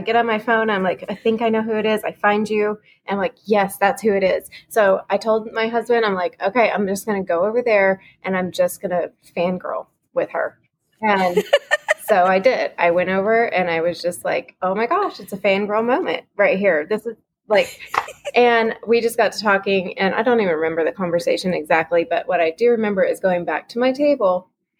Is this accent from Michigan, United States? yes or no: no; Fort Worth, Texas, United States; I'm from Fort Worth, Texas.